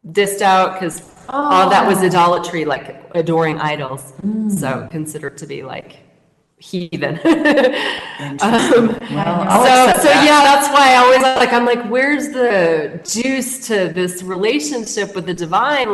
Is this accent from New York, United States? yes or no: no; Missoula, Montana, United States; moved away as an adult; also born or lived in San Francisco Bay Area, California; now in Mexico; Born and raised in Missoula, Montana